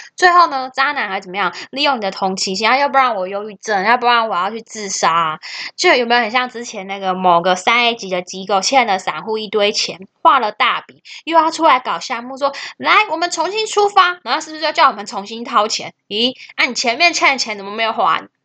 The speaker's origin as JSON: {"language": "Chinese", "country": "Taiwan", "said": "我们台湾人"}